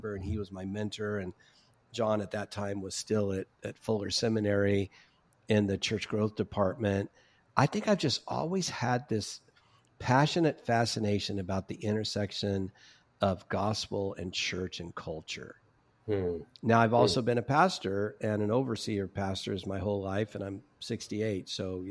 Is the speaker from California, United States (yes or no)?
yes; Orange County, California, United States; I'm from Orange County, California